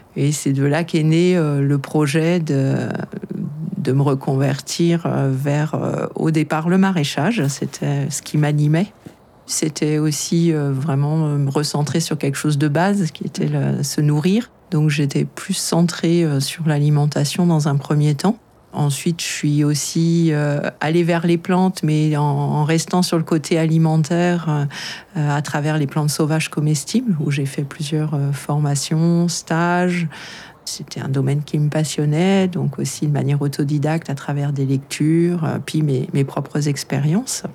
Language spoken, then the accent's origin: French; Paris, Île-de-France, France; moved away as an adult; also born or lived in Brittany / Normandy / Haute-Savoie; now in Vercors, France; Je suis née euh, à Paris et j'ai vécu euh, mon, enfance en région parisienne.